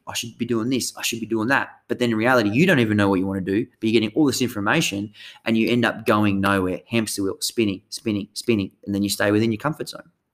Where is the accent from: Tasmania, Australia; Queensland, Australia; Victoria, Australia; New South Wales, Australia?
Tasmania, Australia; moved away as an adult; now in Sunshine Coast, Australia; the way I grew up down in Tassie, coastal Tassie